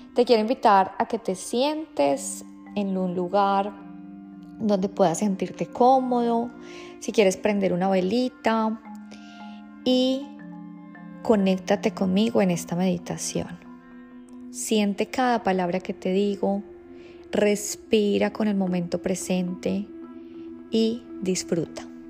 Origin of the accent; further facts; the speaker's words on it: Colombia; moved away; yo nací en Colombia